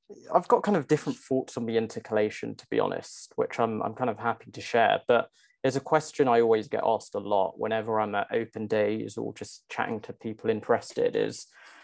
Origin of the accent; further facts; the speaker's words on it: Essex, East of England, United Kingdom; moved away as an adult; now in London, United Kingdom; So I grew up in Essex, just outside of London